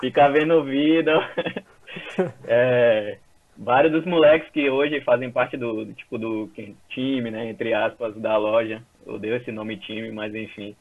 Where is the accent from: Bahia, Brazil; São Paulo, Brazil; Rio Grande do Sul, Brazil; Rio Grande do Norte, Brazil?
Bahia, Brazil; Salvador; eu tenho 30 anos, né? Sou daqui de Salvador.